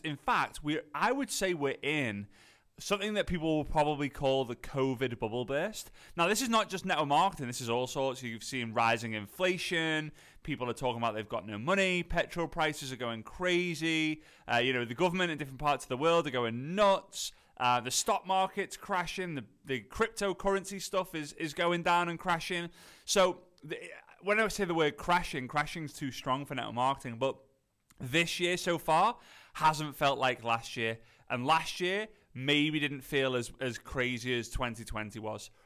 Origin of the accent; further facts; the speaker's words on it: Liverpool, North West England, United Kingdom; accent: posh Scouse; I'm from Liverpool. At north of Liverpool, a lot of people say it's, like, posh Scouse.